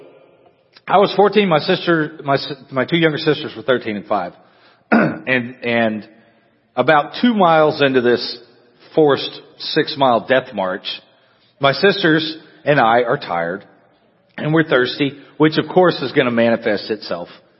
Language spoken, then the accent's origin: English; Amarillo, Texas, United States; now in La Grange, United States; when I was growing up, I grew up in Amarillo, which is up in the Panhandle